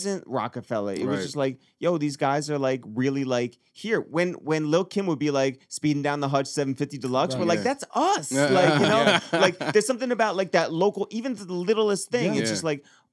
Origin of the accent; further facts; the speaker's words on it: Harrison, New York, United States; we grew up in Harrison